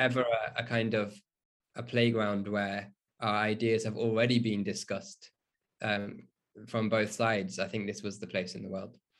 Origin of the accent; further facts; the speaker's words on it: Burton upon Trent, West Midlands, United Kingdom; So I grew up in the Midlands, um, and in a town close to Birmingham, um, called Burton